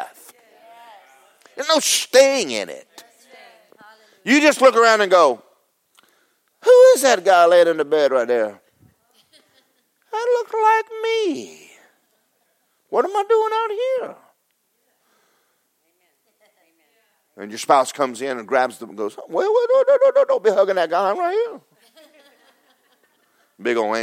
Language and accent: English; Georgia, United States; I'm from Georgia